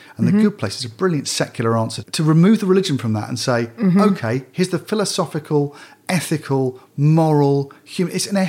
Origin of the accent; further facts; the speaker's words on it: United Kingdom; as a British person.